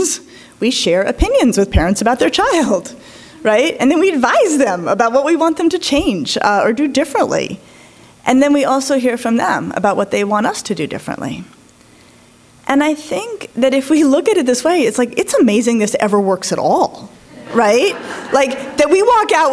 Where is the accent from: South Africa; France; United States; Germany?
United States; Colorado; I grew up in Colorado